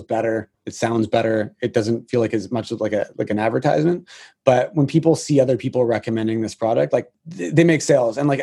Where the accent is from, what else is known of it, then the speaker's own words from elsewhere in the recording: Canada; being a Canadian